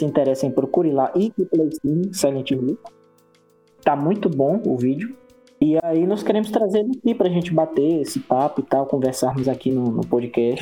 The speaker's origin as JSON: {"language": "Portuguese", "region": "Northeast Region", "country": "Brazil", "said": "Eu sou do Nordeste"}